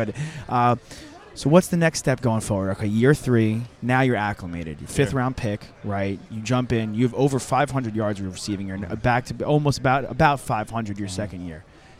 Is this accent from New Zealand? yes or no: no; Northeast, United States; I'm from the Northeast, right?